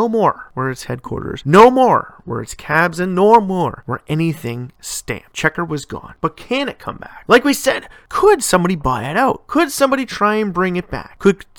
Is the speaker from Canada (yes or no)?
yes; Canada; my home country of Canada